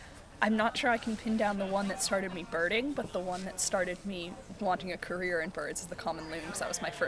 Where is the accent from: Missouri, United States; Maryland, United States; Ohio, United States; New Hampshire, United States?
New Hampshire, United States; New Hampshire.